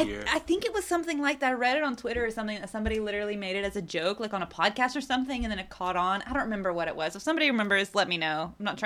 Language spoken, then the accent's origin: English; Arkansas, United States; now in Chile; I'm not an islander. I'm from Arkansas